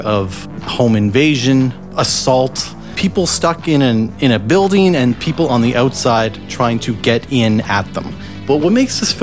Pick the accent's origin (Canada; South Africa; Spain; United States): Canada; Halifax, Nova Scotia; growing up in Halifax, it's pretty much a city of bars